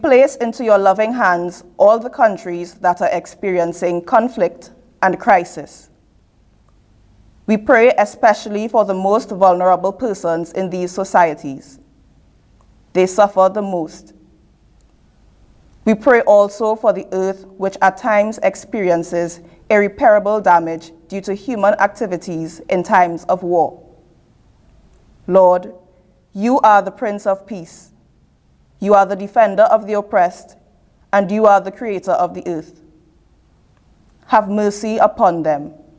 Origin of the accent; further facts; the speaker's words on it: Trinidad & Tobago; moved away; from Trinidad and Tobago.